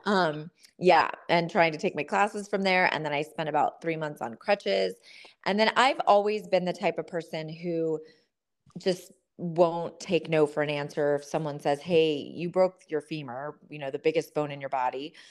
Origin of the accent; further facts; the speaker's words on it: Southern California, United States; I grew up in Southern California in a family full of Marines